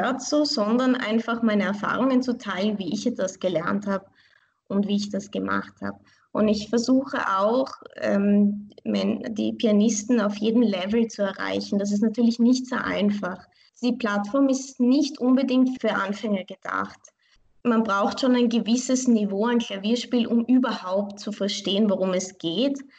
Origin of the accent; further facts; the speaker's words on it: Vienna, Austria; ich fühle mich wirklich als Wienerin. Ich bin hier geboren und aufgewachsen. Meine Beziehung zu Iran, meine, meine Wurzeln, das ist für mich wie eine Bereicherung in meinem Leben.